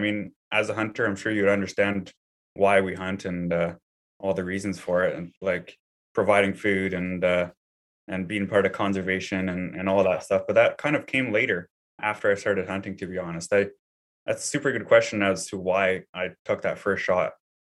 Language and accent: English; British Columbia, Canada; So I grew up here in British Columbia, and, I grew trees growing up. That's my family business